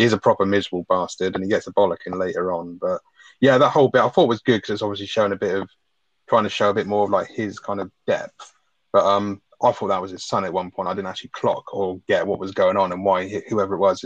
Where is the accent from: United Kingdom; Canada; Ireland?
United Kingdom